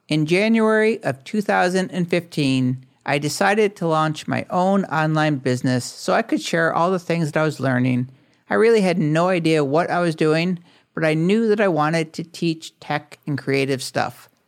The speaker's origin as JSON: {"language": "English", "town": "Syracuse", "region": "New York", "country": "United States", "tie": "born there", "also_born_or_lived": "Missoula, Montana", "said": "I am 54 years old, but I still feel like I'm in my 20s. I was born in Syracuse, New York."}